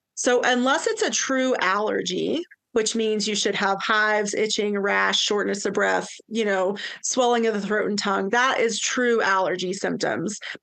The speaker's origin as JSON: {"language": "English", "region": "East Tennessee", "country": "United States", "moved": "yes", "lives_now": "Tahoe, United States", "said": "I'm originally from East Tennessee."}